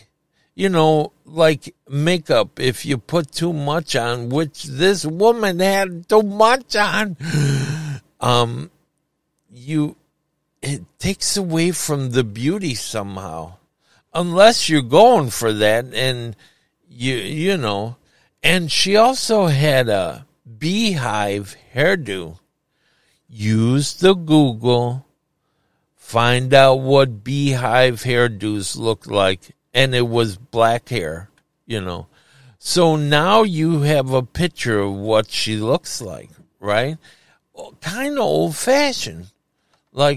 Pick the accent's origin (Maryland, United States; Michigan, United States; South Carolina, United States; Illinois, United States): Illinois, United States; Chicago; Chicago. Can't you tell by the way I talk?